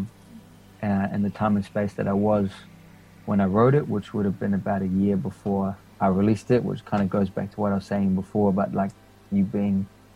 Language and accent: English; Wellington, New Zealand; also born or lived in Papua New Guinea; now in Christchurch, New Zealand; I moved to NZ before I was 2 years old